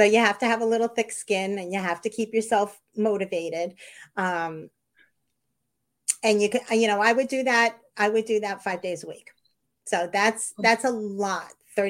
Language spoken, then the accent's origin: English; New York, United States; I'm from New York. I'm from a litigious society.